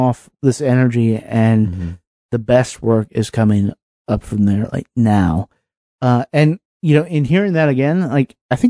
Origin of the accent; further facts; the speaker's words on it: the South, United States; growing up in the South